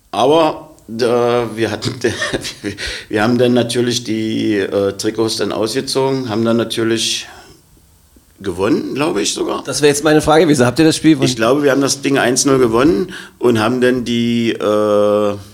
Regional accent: Magdeburg, Saxony-Anhalt, Germany; Ich bin ja Magdeburger auch durch und durch, ja.

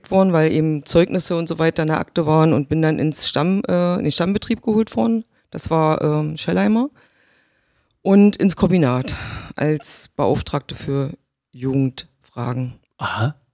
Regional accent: Magdeburg, Saxony-Anhalt, Germany; also born or lived in Gardelegen; Nein, ich bin in der Altmark in Gardelingen geboren. Ja. Mm, das hört man nicht mehr. Also ich spreche, glaube ich, nicht mehr so wirklich deutlich klar wie die Altmerker. Bin aber 1970 schon nach Magdeburg gekommen.

